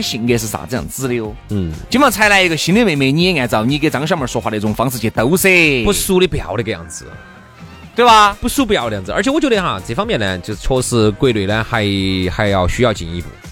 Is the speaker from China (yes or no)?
yes; Chengdu, Sichuan, China; 对于我们成都人， 呃，对于我们四川人来说